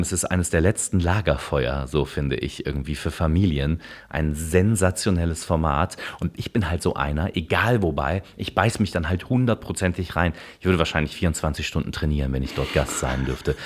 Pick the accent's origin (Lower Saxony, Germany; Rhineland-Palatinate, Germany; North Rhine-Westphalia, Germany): North Rhine-Westphalia, Germany; Cologne; bin ich natürlich Kölner